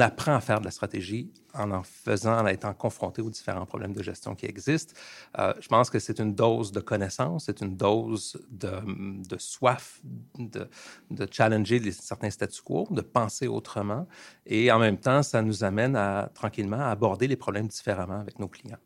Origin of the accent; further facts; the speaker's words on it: Montreal, Quebec, Canada; also born or lived in Plateau-Mont-Royal, Montreal; je suis quelqu'un de un produit de Montréal, de Ville-Saint-Laurent. J'ai grandi à Ville-Saint-Laurent.